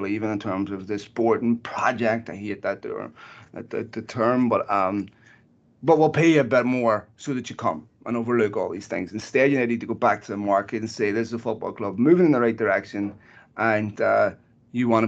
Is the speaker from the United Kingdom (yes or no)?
no; Ireland; now in United States; As an Irishman